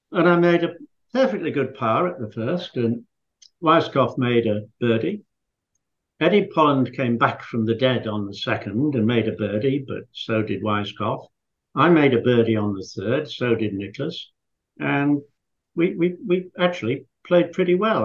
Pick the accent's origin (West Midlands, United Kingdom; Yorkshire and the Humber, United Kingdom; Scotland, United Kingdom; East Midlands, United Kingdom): Yorkshire and the Humber, United Kingdom; Scarborough; moved away; I was a boy from Yorkshire, which, um, for those of you who live in America, that's uh, Yorkshire is halfway up on the right, and it was a seaside resort called Scarborough.